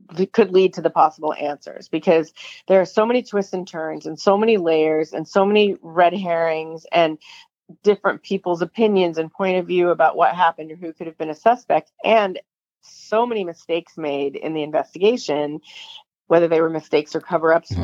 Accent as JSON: {"language": "English", "town": "Chicago", "region": "Illinois", "country": "United States", "said": "we're both from Chicago"}